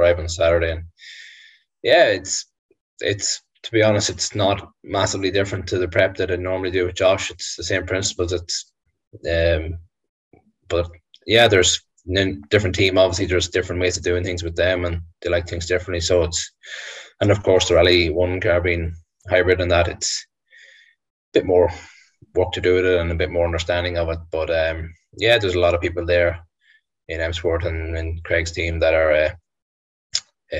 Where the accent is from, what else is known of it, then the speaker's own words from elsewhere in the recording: Ireland; being Irish